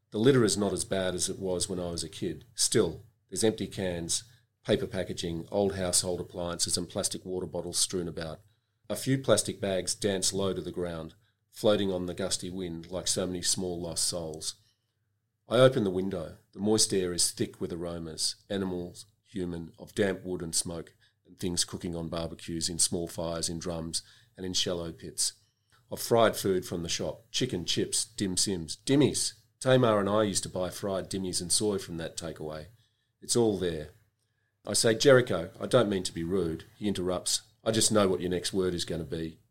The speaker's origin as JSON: {"language": "English", "town": "Melbourne", "region": "Victoria", "country": "Australia", "tie": "born or raised there", "said": "I grew up in Melbourne and I was a student here."}